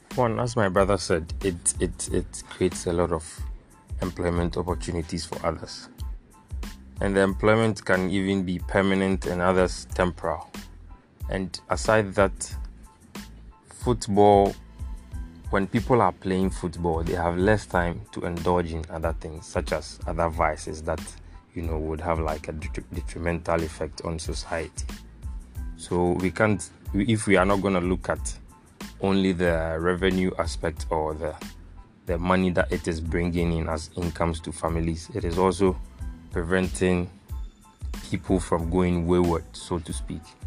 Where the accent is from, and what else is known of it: Ghana